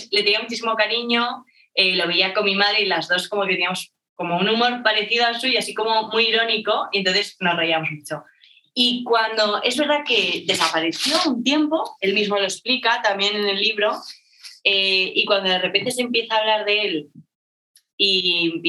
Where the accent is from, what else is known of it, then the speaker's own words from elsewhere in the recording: Madrid, Community of Madrid, Spain; also born or lived in Barcelona; soy, soy de Madrid